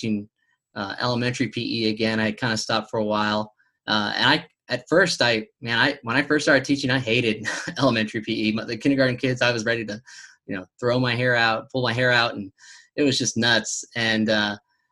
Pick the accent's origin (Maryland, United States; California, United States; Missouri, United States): California, United States; now in Tennessee, United States; I'm originally from California